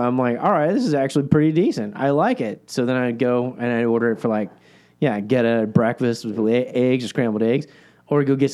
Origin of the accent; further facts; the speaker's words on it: Northeast Ohio, United States; moved away as an adult; growing up in Northeast Ohio